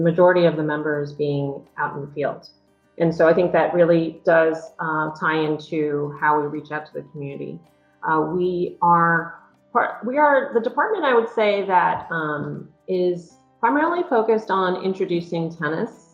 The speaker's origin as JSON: {"language": "English", "town": "New York City", "region": "New York", "country": "United States", "tie": "born or raised there", "also_born_or_lived": "Westchester County", "said": "I grew up in New York City"}